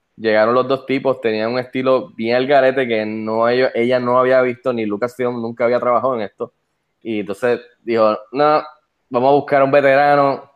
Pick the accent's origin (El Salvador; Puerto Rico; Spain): Puerto Rico; Soy el segundo puertorriqueño en entrar